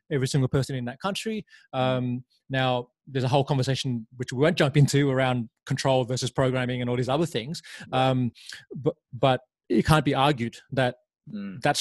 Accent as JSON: {"language": "English", "country": "Laos", "tie": "born there", "said": "I was born in Laos and um, spent some time there after my mother passed away"}